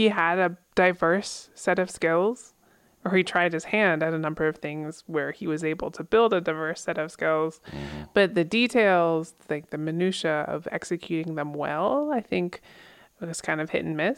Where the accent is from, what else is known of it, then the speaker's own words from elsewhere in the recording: Pennsylvania, United States; I grew up in Pennsylvania, where everybody is familiar with falling water.